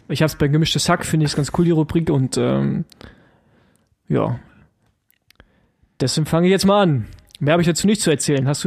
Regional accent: East Germany, Germany; ich als Ossi, weißt du, alles über Berlin heraus mit drei Autobahnen, überhaupt erstmal ein Flug.

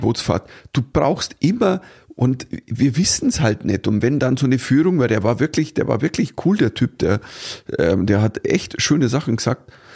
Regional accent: Germany; uns Deutschen

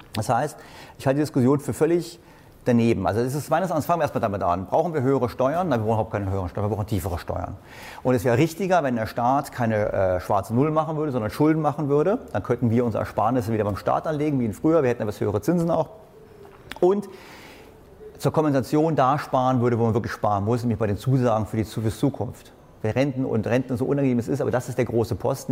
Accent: Berlin, Germany; ich komme aus Berlin

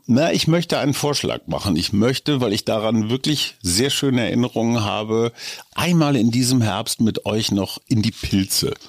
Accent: Münster, North Rhine-Westphalia, Germany; moved away; wir hatten damals im katholischen Münster

